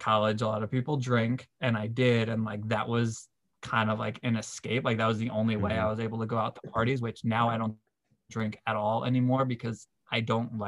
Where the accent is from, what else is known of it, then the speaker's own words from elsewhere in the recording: New York, United States; moved away as an adult; also born or lived in Delaware; I'm from New York